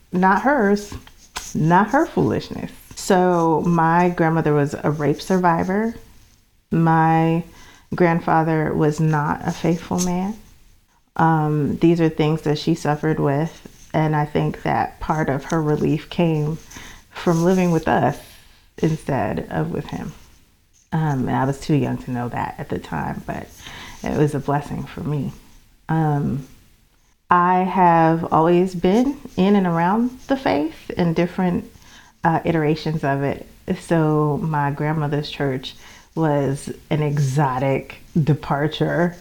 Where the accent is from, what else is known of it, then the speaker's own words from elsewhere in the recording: New York City, New York, United States; I'm from the Bronx originally, only child, brought up by two loving parents